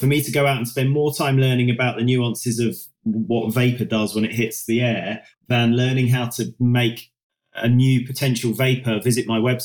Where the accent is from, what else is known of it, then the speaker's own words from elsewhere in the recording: United Kingdom; we're British